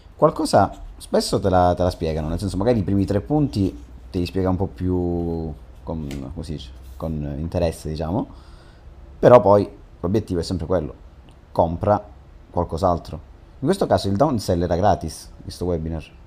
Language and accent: Italian; Catanzaro, Calabria, Italy; noi che siamo di Catanzaro